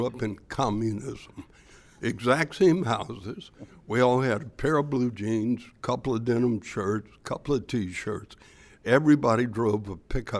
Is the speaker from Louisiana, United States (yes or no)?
yes; Louisiana, United States; born or raised there